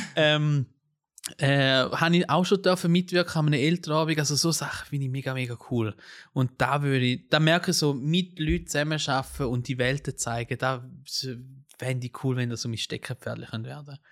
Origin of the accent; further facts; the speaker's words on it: Switzerland; also born or lived in Italy; Also ich bin ja Schweizer und Italiener